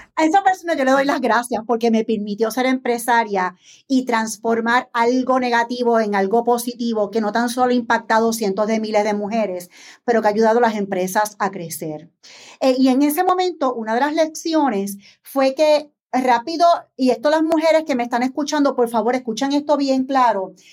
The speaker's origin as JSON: {"language": "Spanish", "town": "San Juan", "country": "Puerto Rico", "tie": "born or raised there", "said": "Soy una empresaria puertorriqueña nacida en San Juan."}